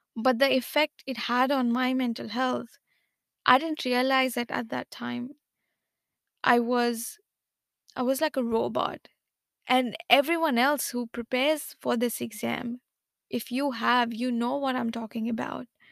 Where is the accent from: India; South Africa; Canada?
India; I am from India